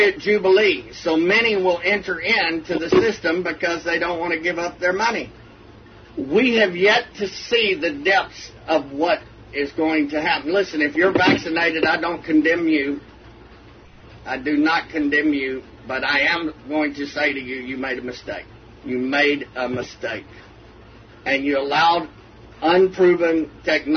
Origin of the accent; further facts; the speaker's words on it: Texas, United States; I'm from Texas